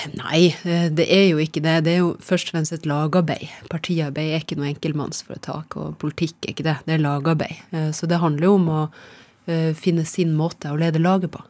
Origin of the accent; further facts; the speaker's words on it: Nesseby, Finnmark, Norway; moved away as an adult; also born or lived in Rana, Nordland / Rognan, Nordland; now in Nittedal, Norway; Jeg er født i Rana, Nordland. Ja. Og så har jeg vokst opp mesteparten eh, av eh, oppveksten i, i Finnmark, ja. i Nesseby